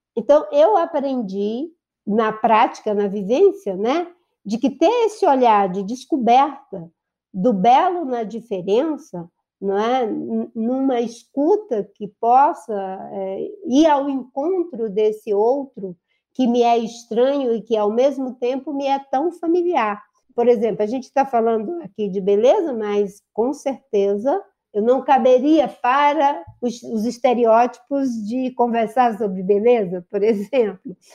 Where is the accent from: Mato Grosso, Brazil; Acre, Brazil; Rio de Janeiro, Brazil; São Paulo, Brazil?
Acre, Brazil; Rio Branco; filha de Pedro Agostinho, nascida no Seringal Bagaço